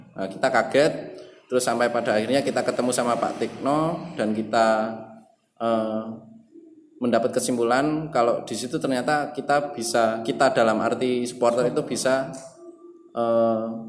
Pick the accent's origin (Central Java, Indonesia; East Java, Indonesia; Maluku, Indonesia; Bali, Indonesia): Central Java, Indonesia; Magelang; aku lahir di Magelang, besar di Magelang